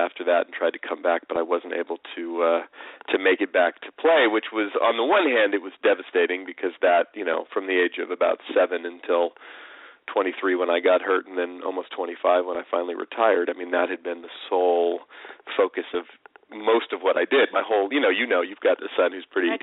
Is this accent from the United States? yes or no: yes; San Francisco Bay Area, California, United States; I grew up out here in California, near where I live, still now in the San Francisco Bay Area